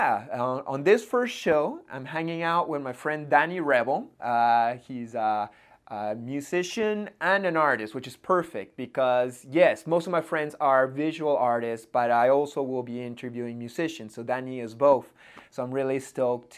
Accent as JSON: {"language": "English", "town": "Montreal", "region": "Quebec", "country": "Canada", "tie": "born or raised there", "said": "I hang out a lot in Montreal, in my hometown"}